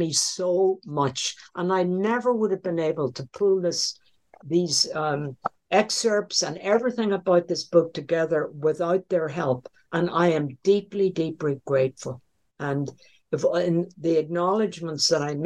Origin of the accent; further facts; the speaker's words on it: Northern Ireland, United Kingdom; moved away; I like to go back to the home I was brought up in Northern Ireland